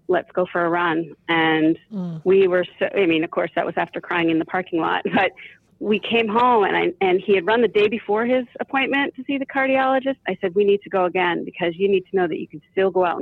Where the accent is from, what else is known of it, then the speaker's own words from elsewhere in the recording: outside of Boston, Massachusetts, United States; I grew up outside of Boston